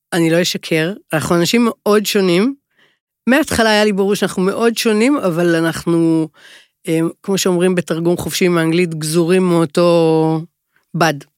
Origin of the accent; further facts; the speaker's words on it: Jerusalem, Jerusalem District, Israel; גדלתי בירושלים